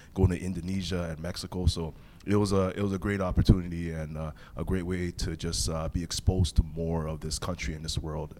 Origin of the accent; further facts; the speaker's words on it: Toronto, Ontario, Canada; I'm a kid from Rexdale.